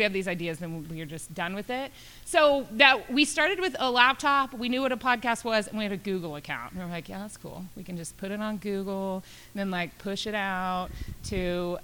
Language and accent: English; Midland, Texas, United States; moved away; I'm from Midland, and I drive back and forth a lot just to visit my parents